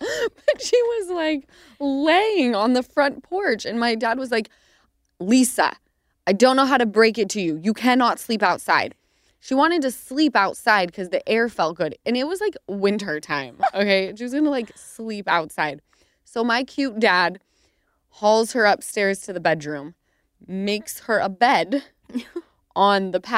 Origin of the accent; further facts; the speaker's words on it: Utah, United States; And my area that we grew up in Utah, for some reason, everyone's houses were 5 minutes away.